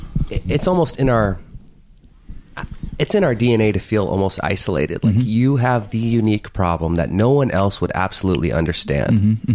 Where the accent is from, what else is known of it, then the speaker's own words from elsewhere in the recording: Fresno, California, United States; I grew up in the Central Valley, like warm Fresno nights